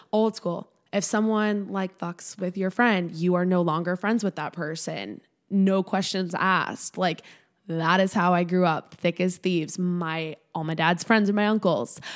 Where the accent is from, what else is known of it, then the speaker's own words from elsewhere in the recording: Swampscott, Massachusetts, United States; I grew up in a really small town. My hometown's called Swampscott, Massachusetts.